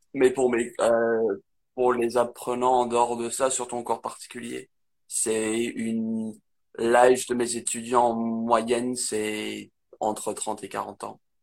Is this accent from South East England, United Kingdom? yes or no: no; near Manchester, North West England, United Kingdom; French is a second language; moved away as an adult; now in France; j'ai grandi dans le nord d'Angleterre